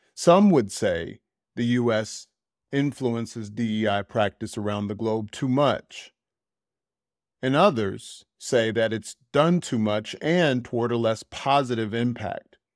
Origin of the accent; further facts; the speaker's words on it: United States; moved away; I feel more American than I've ever felt in my fifty-plus years